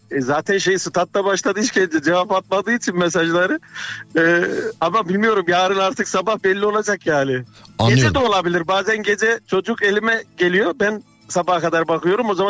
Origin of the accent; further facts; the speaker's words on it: Trabzon, Turkey; moved away as an adult; now in Erzurum, Turkey; Trabzon'da ama 7 yıldır Erzurum'da çalışıyorum.